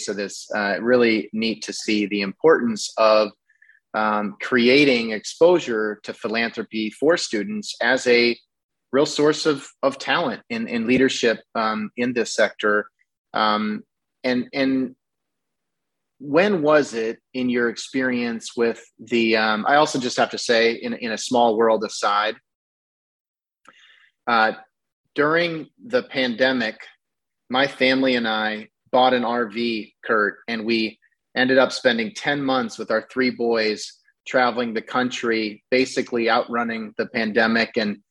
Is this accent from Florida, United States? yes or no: no; Northeast Iowa, United States; it's sort of one of those towns without a stoplight. And, you know, you could drive right through. And that's very similar to where I grew up in Northeast Iowa.